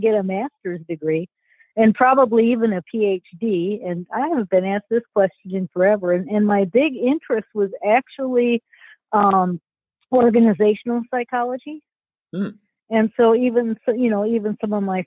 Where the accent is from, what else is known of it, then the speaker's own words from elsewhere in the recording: St. Paul, Minnesota, United States; it was a great place to grow up